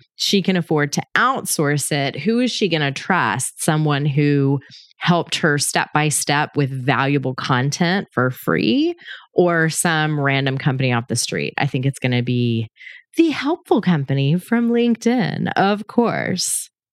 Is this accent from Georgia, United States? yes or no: yes; Georgia, United States; my home state of Georgia